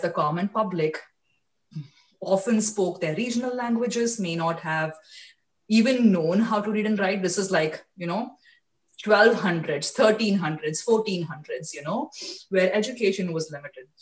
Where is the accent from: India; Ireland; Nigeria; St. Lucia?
India; moved away as an adult; now in United States; i was born and raised in India